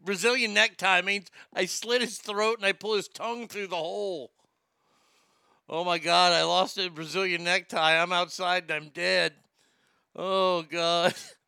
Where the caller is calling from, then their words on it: Texas, United States; I'm calling from Texas.